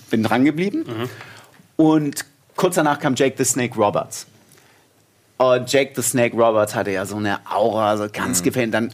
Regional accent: Hamburg, Germany; Also ich komme aus Hamburg, alles hinterm Elbtunnel ist Bayern.

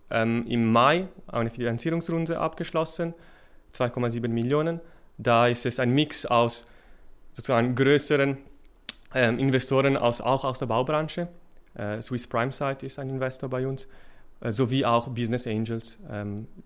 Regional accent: Milan, Lombardy, Italy; German is a second language; moved away as an adult; now in Switzerland; Ich bin, äh, wie man vom Namen vielleicht ahnen kann, stamme ich aus Italien, aus Mailand. Da bin ich für das Materialwissenschaftsstudium an die ETH gekommen.

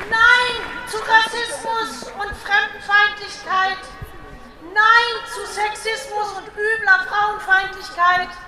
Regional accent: Osnabrück, Lower Saxony, Germany; komme aus Osnabrück.

